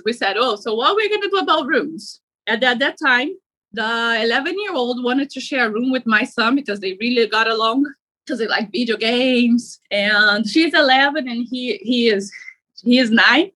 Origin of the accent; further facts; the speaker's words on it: Brazil; moved away as an adult; now in United States; I am from overseas. I'm from Brazil. So I moved here to the United States to be with my mom